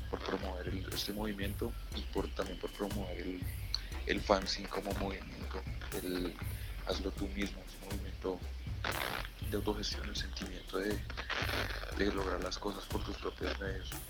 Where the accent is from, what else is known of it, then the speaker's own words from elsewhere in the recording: Colombia; directo de las calles de Colombia para el mundo.